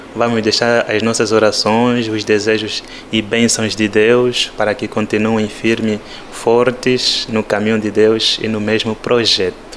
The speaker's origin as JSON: {"language": "Portuguese", "country": "Angola", "accent": "Angolan", "moved": "as an adult", "said": "o nosso sotaque angolano"}